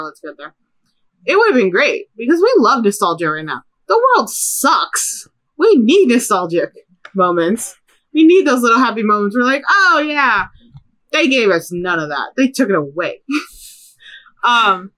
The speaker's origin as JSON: {"language": "English", "town": "Chicago", "region": "Illinois", "country": "United States", "tie": "born or raised there", "said": "growing up in Chicago"}